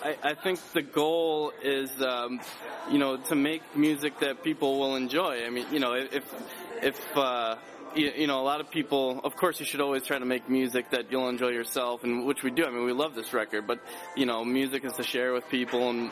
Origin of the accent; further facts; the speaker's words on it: Chicago, Illinois, United States; moved away as an adult; also born or lived in Colorado; I'm actually from the Chicago area